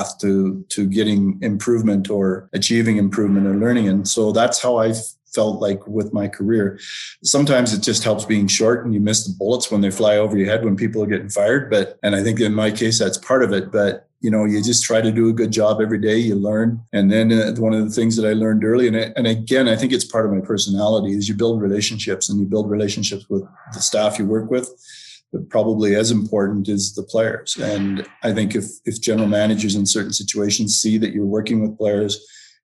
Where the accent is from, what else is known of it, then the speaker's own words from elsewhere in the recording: Innisfail, Alberta, Canada; when I grew up in Innisfail